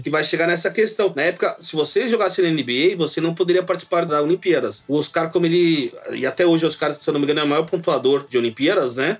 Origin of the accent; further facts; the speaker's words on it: Brazil; nós somos brasileiros